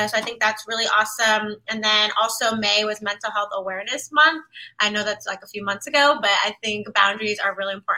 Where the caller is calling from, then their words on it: Washington, District of Columbia, United States; Yes, I am tuning in from Washington, D.C.